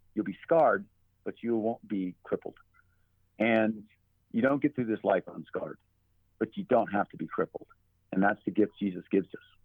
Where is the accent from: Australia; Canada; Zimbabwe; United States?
United States; as an American soldier